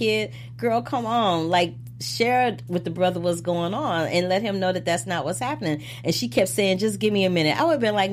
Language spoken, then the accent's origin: English; St. Louis, Missouri, United States; from St. Louis, Missouri. We have a waterfront.